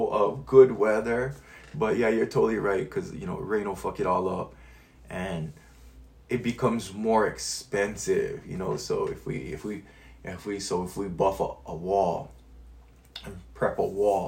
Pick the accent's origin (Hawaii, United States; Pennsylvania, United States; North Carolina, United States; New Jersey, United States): Hawaii, United States; I am Hawaiian.